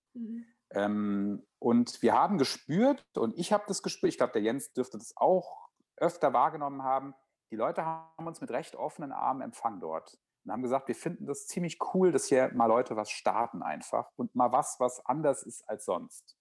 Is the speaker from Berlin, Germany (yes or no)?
no; Friedberg, Hesse, Germany; moved away; nach zehn Jahren Wanderschaft hatte ich das Bedürfnis, wieder in die Heimat zurückzukehren